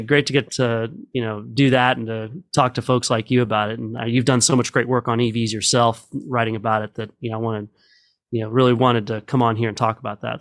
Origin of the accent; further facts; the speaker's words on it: Midland, Texas, United States; grew up in Midland